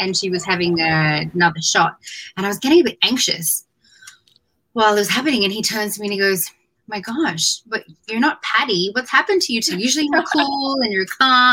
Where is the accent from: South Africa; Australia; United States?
Australia; moved away; I was born and raised in Australia.